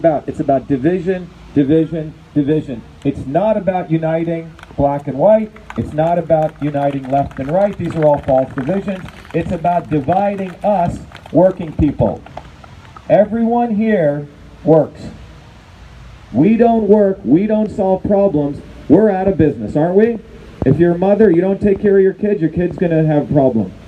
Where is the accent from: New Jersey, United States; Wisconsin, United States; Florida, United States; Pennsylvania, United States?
New Jersey, United States; Paterson; also born or lived in Clifton, New Jersey / Parsippany, New Jersey; I grew up in Patterson, then in Clifton, then in Parsippany